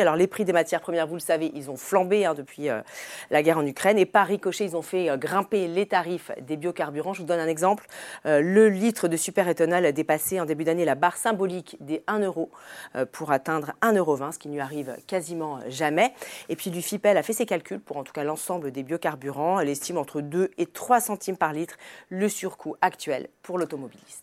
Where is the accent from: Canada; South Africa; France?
France; chez nous en France